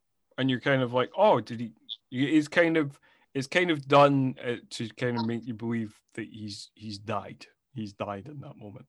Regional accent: Scotland, United Kingdom; I'm Scottish.

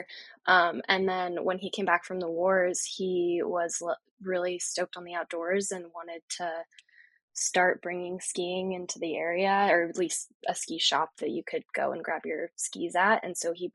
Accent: Littleton, New Hampshire, United States; moved away as an adult; now in San Diego, United States; It's Littleton, New Hampshire, tiny town, population like 5,000 when I was growing up

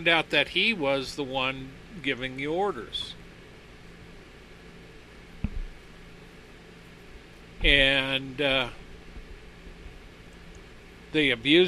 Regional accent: United States; I was born and raised in America

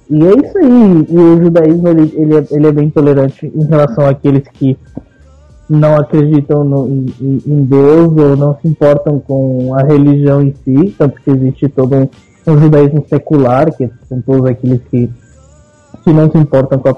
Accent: Buenos Aires, Argentina; eu nasci na, na, Argentina, em Buenos Aires. É, a minha família é judia, de pai, mãe e parceiro. Inclusive, eu nasci num hospital na Argentina que chama Hospital Israelita

